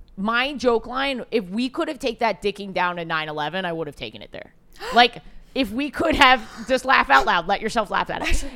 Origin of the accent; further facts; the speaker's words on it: New York City, New York, United States; As a New Yorker